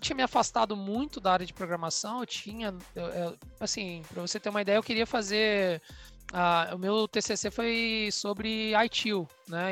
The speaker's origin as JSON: {"language": "Portuguese", "town": "Vitória", "region": "Espírito Santo", "country": "Brazil", "moved": "yes", "said": "eu sou capixaba de Vitória"}